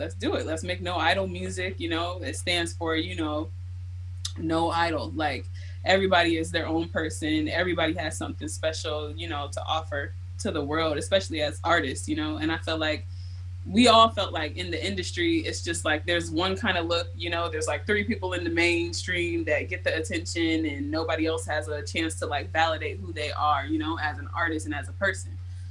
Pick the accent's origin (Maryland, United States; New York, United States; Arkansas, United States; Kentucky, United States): Maryland, United States; Baltimore; moved away as an adult; now in Seattle, United States; I grew up in Baltimore